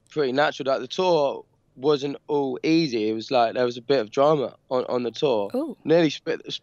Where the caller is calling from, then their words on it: London, United Kingdom; Um, London, uh, Peckham in London.